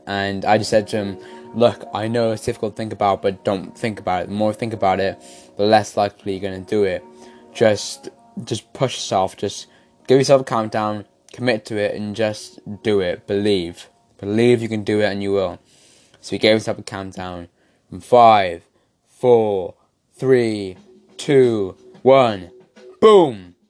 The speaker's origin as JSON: {"language": "English", "region": "Wales", "country": "United Kingdom", "said": "You can definitely tell I'm Welsh"}